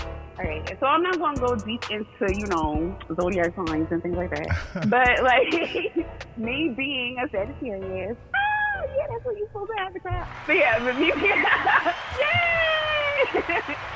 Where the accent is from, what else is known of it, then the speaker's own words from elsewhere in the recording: New York City, New York, United States; I'm from New York City.